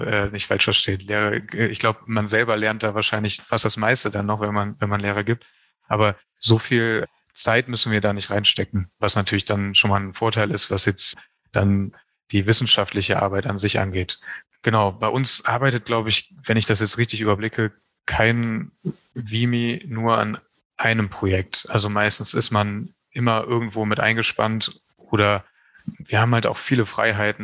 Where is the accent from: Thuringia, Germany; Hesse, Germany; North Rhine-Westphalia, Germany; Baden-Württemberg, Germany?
North Rhine-Westphalia, Germany; Neuss; moved away as an adult; now in Berlin, Germany; ich bin in Neuss geboren und groß geworden. Das ist in der Nähe von Düsseldorf